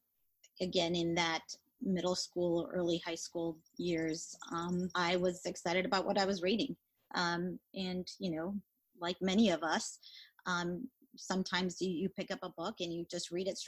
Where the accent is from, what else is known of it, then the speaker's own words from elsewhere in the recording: Mexico; also born or lived in Atlanta area, Georgia; now in Atlanta, United States; we didn't have access to a lot of books when I grew up in Mexico